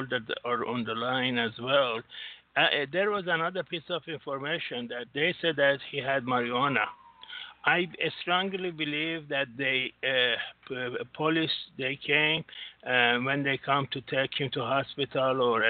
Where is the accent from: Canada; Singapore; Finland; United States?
Singapore; I'm from Singapore.